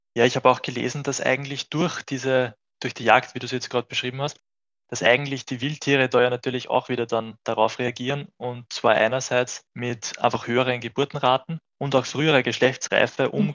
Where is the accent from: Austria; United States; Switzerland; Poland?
Austria; bei uns in Österreich